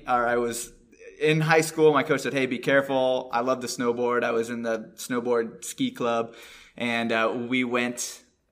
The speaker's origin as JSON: {"language": "English", "town": "Williamsport", "region": "Pennsylvania", "country": "United States", "moved": "as an adult", "lives_now": "North Carolina, United States", "said": "we're from North Central Pennsylvania, which is Williamsport area"}